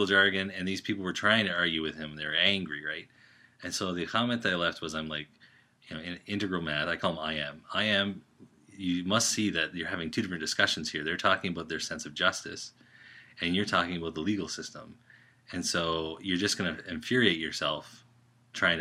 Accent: Canada; I'm Canadian

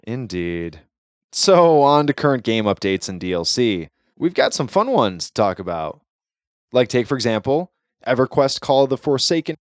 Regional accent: United States

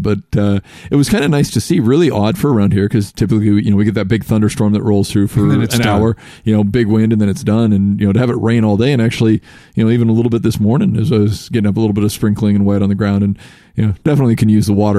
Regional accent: Seattle, Washington, United States; You know, I grew up in Seattle.

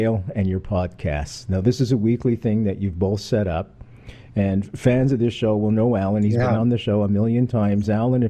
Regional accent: Canada; I'm Canadian

